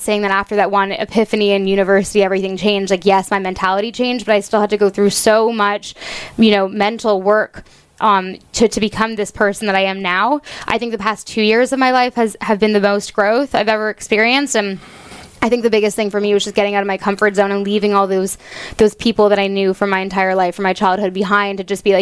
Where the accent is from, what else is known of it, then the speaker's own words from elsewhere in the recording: Toronto, Ontario, Canada; moved away as an adult; also born or lived in Halifax; now in United States; I'm from Toronto, so I wanted to go to the farthest university I could in Canada